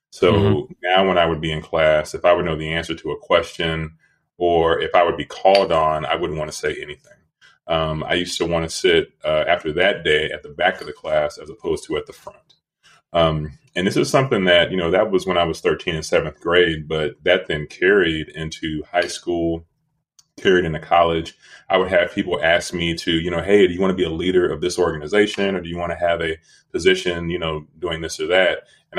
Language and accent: English; Dallas, Texas, United States; also born or lived in Louisville, Kentucky / Northern California / Southern California / Rochester, New York; I was born in Louisville, Kentucky. Then we moved to Dallas. Then we moved to Northern California. Then we moved to Southern California. Then we moved to Rochester, New York. And then we ended up in Dallas. And that's where I finished high school.